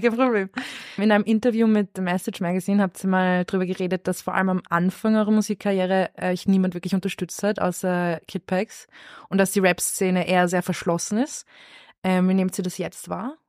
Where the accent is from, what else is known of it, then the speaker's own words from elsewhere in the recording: Lower Austria, Austria; Ich komme aus dem Speckgürtel